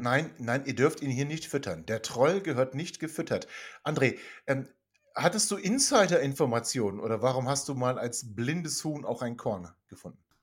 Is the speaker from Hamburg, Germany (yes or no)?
no; Hanover, Lower Saxony, Germany; ich bin ein gebürtiger Hannoveraner, geboren im Oststadtkrankenhaus